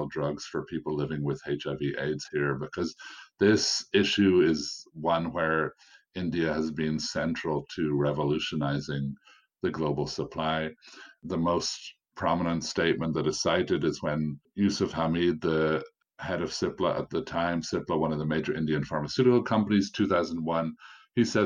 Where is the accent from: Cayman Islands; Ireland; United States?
Ireland; I'm obviously speaking as a foreigner. I'm from Ireland